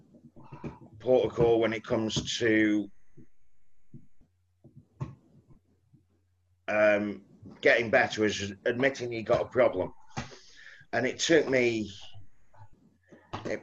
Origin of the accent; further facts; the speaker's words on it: Stoke-on-Trent, West Midlands, United Kingdom; also born or lived in Southampton; I was born in Bedstead in Fenton.